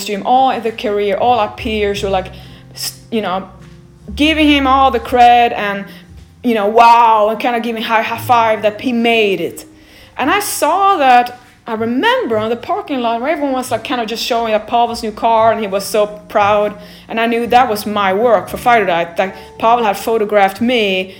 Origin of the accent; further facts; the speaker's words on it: Sweden; moved away as an adult; now in Los Angeles, United States; So when I came from Sweden, I was a pedestrian. When I came to USA and Los Angeles, Paolo said, we have to have a car.